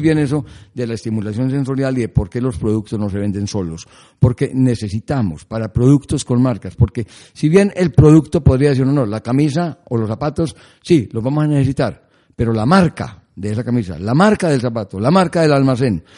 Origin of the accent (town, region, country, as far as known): Colombia